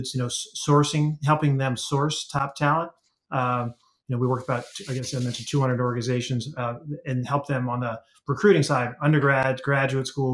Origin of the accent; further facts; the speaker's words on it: Washington, District of Columbia, United States; I grew up in Washington, D.C.